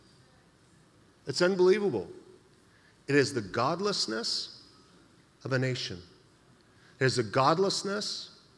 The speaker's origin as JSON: {"language": "English", "region": "Idaho", "country": "United States", "moved": "yes", "lives_now": "San Jose, United States", "said": "I'm from Idaho"}